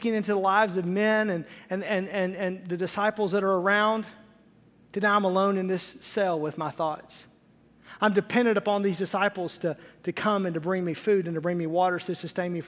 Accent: Arkansas, United States; I was raised in Arkansas

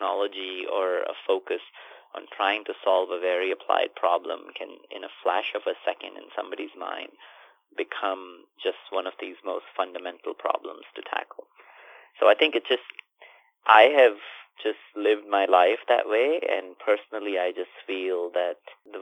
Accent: India; I grew up in India in a semi-rural town with limited sets of resources

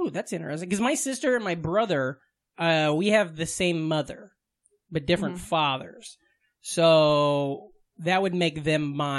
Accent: Vermont, United States; That's what growing up in Vermont's like, a lot of ass talk.

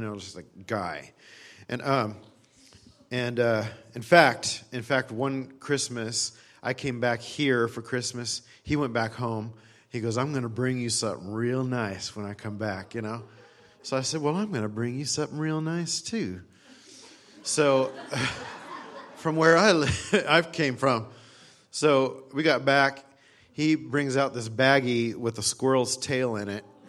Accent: California, United States; also born or lived in Texas; I was from California

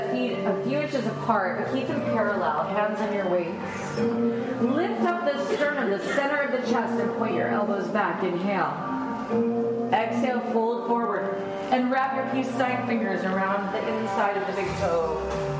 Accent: New Mexico, United States; I grew up in New Mexico

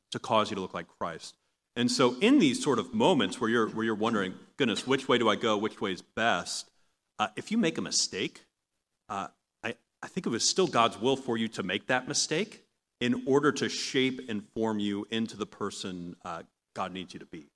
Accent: Long Island, New York, United States; moved away; I'm from Long Island originally.

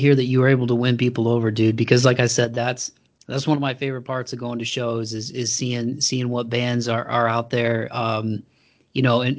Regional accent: Toledo, Ohio, United States; my hometown of Toledo is about an hour south of Detroit

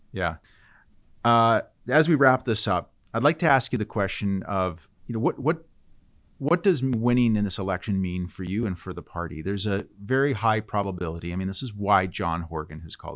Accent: British Columbia, Canada; So we as British Columbians

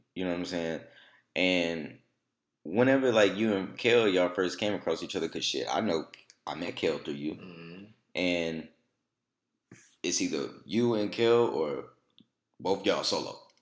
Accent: Alexandria, Louisiana, United States; coming from Alexandria

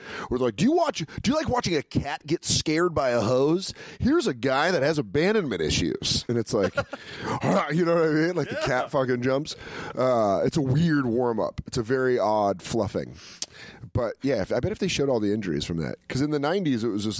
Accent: Aurora, Colorado, United States; now in New York, United States; I remember growing up in Colorado

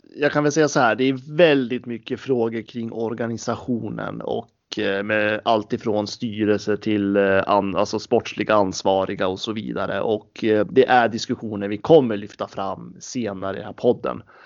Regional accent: Gävle, Gävleborg County, Sweden; som liten knatte i Brynäs ungdom eh, på den goda tiden så var det faktiskt en ganska kort period då jag spelade med Emil Molin

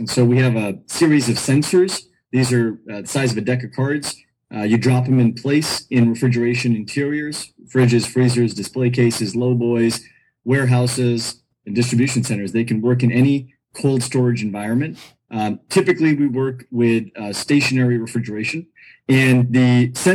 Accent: California, United States; also born or lived in New Delhi, India / East Coast, United States; I grew up in California

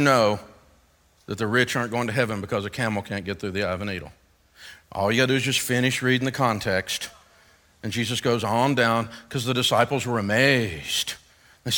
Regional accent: Antioch, Tennessee, United States; I'm from Antioch, Tennessee.

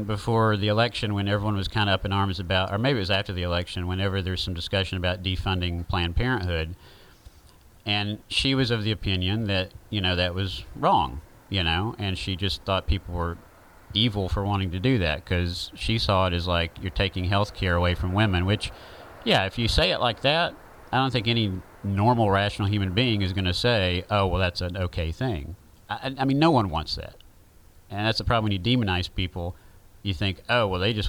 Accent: the South, Southern United States, United States; accent: southern

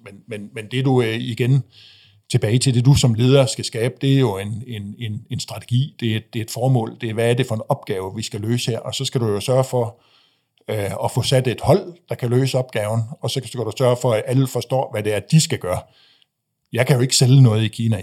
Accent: Frederikshavn, North Denmark Region, Denmark; jeg voksede op i, øh, jeg voksede op i Frederikshavn

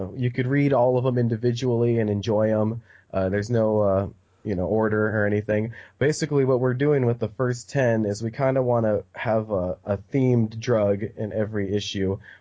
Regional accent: United States; also born or lived in Arizona; we're American

